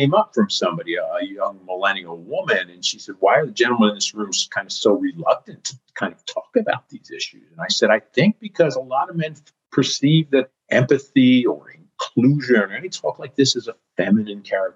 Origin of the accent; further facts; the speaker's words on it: East Coast, United States; now in California, United States; I live in California now, like you, Jackie, but I'm from the East Coast